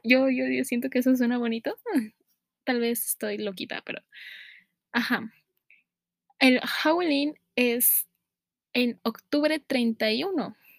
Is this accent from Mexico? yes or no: yes; Mexico; los que somos de México